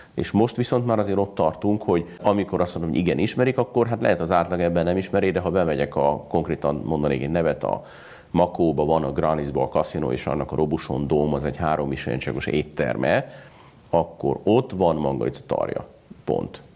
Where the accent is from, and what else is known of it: Hungary